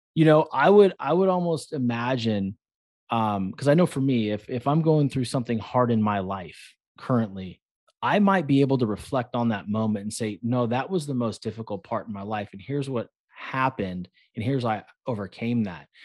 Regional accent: Concord, California, United States; moved away; I grew up in a place called Concord

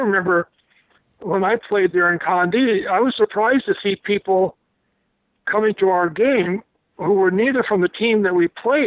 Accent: Turton, South Dakota, United States; I played in the small town I grew up in on the varsity team as an eighth grader

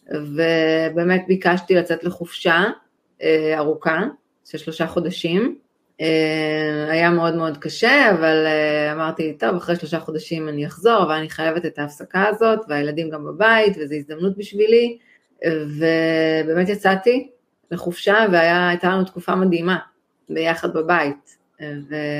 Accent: Israel; אני מישראל

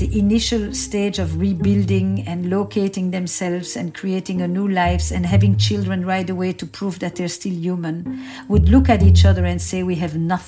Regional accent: Antwerp, Flanders, Belgium; I grew up in Antwerp, in Belgium, in a community

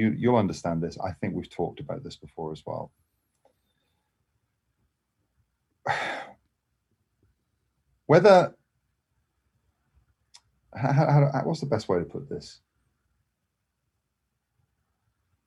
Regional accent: England, United Kingdom; moved away as an adult; also born or lived in Scotland; now in Los Angeles, United States; I'm English. I'm English, but I lived in Scotland. So I lived in Scotland

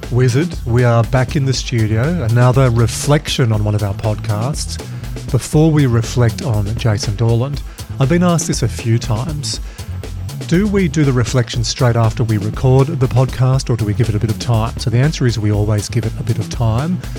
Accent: Dubbo, New South Wales, Australia; growing up in Dubbo

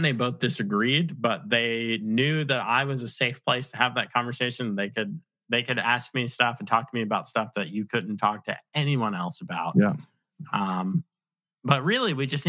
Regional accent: Virginia, United States; also born or lived in Long Island, New York; I claim to be from Virginia though, because I was raised in Virginia, but I'm from Long Island

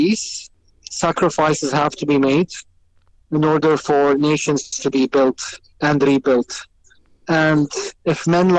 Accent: Jerusalem, Palestine; My wife is originally from Gaza. I'm originally from Jerusalem.

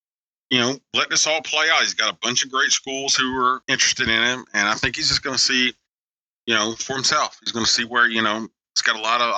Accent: South Carolina, United States; I'm from South Carolina.

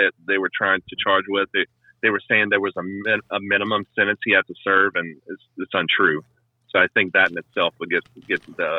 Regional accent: Louisiana, United States; moved away; I'm originally from Louisiana, so my math's not the best.

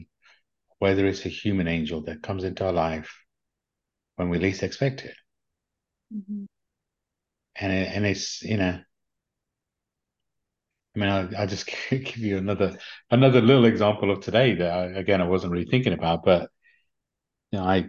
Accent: Leicester, East Midlands, United Kingdom; accent: English; also born or lived in London; I grew up in London, in the UK. Actually, I grew up in an area called Leicester in the UK

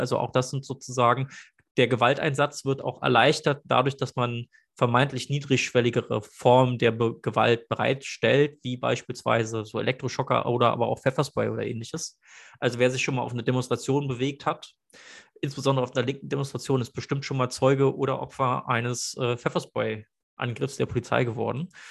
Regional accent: Berlin, Germany; ich bin Berliner

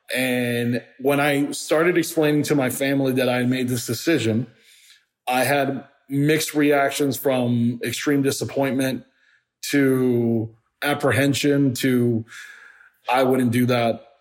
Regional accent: Miami, Florida, United States; also born or lived in Puerto Rico; now in Atlanta, United States; growing up in Miami

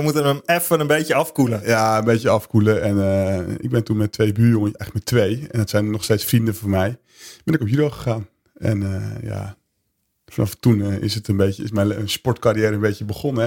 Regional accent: Veendam, Groningen, Netherlands; ik ben geboren en getogen in Veendam

